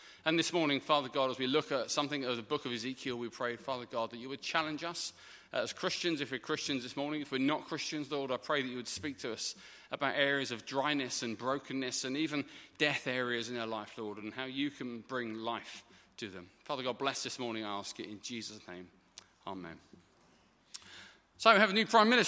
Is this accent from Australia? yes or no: no; United Kingdom; as a British man